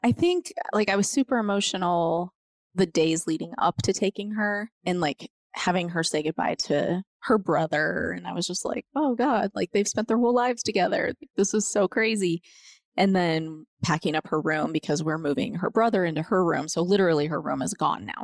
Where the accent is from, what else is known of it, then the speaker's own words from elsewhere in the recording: Montrose, Colorado, United States; moved away as an adult; now in Grand Junction, United States; I grew up in Montrose